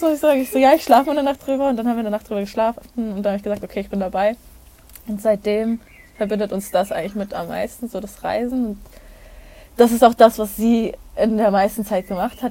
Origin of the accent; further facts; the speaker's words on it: Hamburg, Germany; moved away as an adult; now in Olten, Switzerland; Ich komme ursprünglich aus Hamburg, wohne jetzt in der Schweiz, im beschaulichen Alten